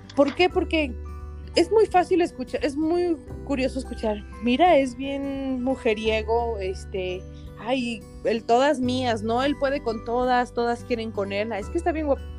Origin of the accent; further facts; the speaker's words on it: San Luis Potosí, Mexico; Yo soy potosina, este, nací aquí en San Luis Potosí, pero ven, toda mi familia es del norte, entonces traemos costumbres norteñas